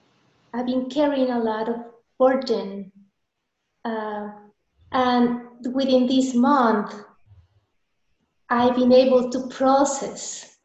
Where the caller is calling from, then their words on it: San Marcos, Texas, United States; I'm calling from San Marcos, Texas, the south of the U.S., like 4 hours away from the border of Mexico.